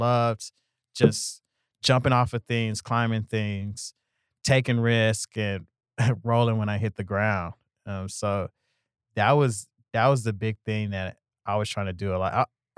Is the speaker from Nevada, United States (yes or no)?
no; Houston, Texas, United States; I'm from Houston originally.